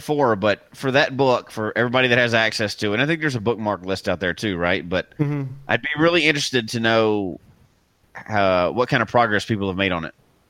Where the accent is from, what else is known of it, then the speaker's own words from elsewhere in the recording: Memphis, Tennessee, United States; moved away; I'm from Memphis originally